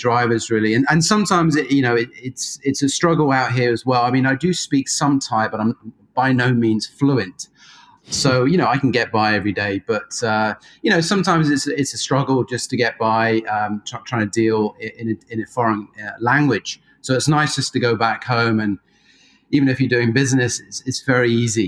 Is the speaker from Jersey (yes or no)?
yes; Jersey; moved away as an adult; now in Australia; I was fortunate enough to grow up in Jersey, so not New Jersey